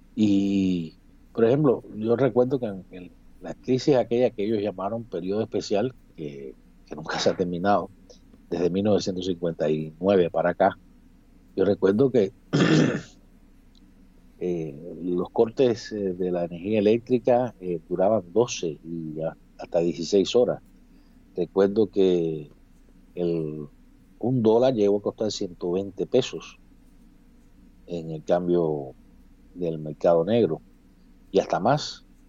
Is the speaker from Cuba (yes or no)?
yes; Cuba; moved away as an adult; now in Miami, United States; Yo, como muchos cubanos desterrados, no puedo entrar a mi, a mi propio país.